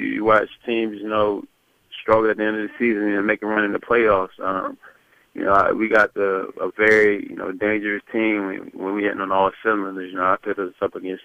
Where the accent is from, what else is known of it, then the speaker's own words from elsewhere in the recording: North Carolina, United States; I'm from North Carolina